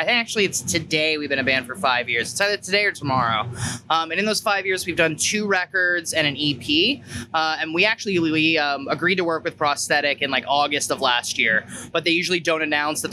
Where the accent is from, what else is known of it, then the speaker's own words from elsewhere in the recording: Hamilton, Ontario, Canada; We're from Hamilton, Ontario